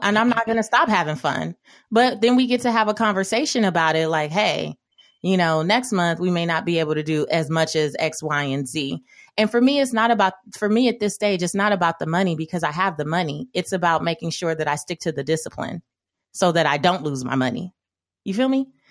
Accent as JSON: {"language": "English", "town": "Los Angeles", "region": "California", "country": "United States", "tie": "born or raised there", "said": "growing up in South Central Los Angeles"}